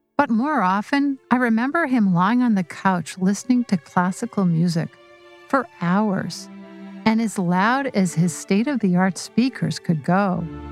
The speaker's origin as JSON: {"language": "English", "town": "Vancouver", "region": "British Columbia", "country": "Canada", "tie": "born or raised there", "said": "a friend I grew up with in Vancouver"}